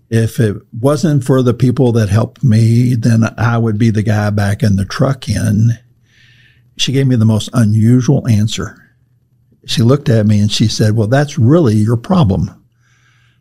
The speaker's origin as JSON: {"language": "English", "area": "Cajun part of the world", "region": "Louisiana", "country": "United States", "said": "I come from the Cajun part of the world."}